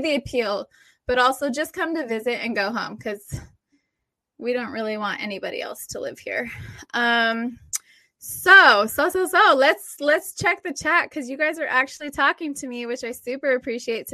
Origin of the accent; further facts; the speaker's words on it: San Diego County, Southern California, United States; also born or lived in Oregon; I'm from Southern California. I was born and raised in San Diego County.